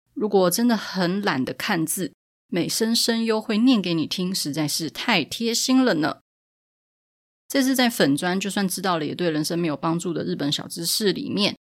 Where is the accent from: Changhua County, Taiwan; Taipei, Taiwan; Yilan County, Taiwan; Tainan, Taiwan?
Taipei, Taiwan; 像我自己本身是台北人，但是我住在木柵